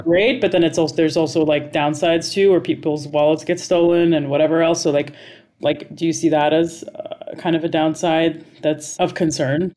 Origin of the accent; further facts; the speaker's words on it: Dubai, United Arab Emirates; moved away; I grew up in Dubai